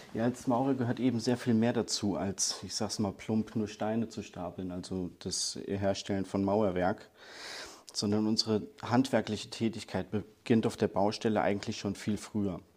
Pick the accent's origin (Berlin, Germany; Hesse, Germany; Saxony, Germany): Hesse, Germany; als Hesse